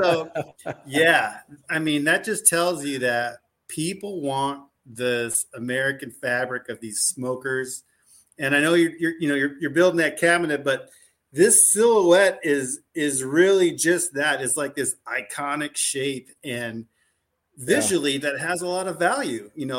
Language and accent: English; Germany; born there; we're a military family, and we just happened to be over there, and I was born in Germany, and I got a little Oma that, you know, I had a real strong accent growing up, and so we're German.